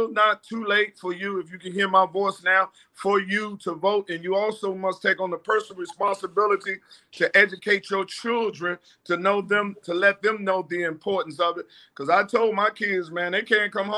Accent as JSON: {"language": "English", "town": "Washington", "region": "District of Columbia", "country": "United States", "moved": "yes", "lives_now": "Calabasas, United States", "said": "I am from Washington, D.C."}